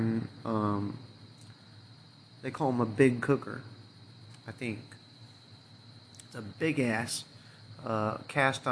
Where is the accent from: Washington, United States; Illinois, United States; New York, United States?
Illinois, United States; I was born and raised here in Illinois